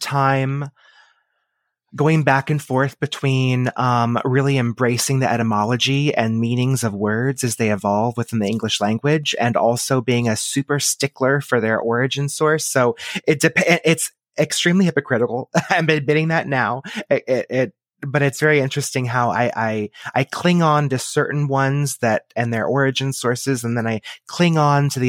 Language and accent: English; Texas, United States; I was born and raised in Texas. I still live here now